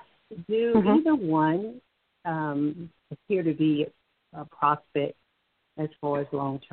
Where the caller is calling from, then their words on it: Alabama, United States; I'm calling from Alabama.